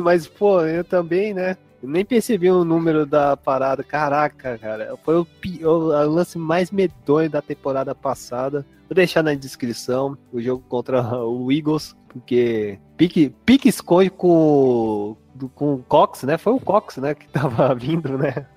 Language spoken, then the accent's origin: Portuguese; São Paulo, Brazil; Eu sou de São Paulo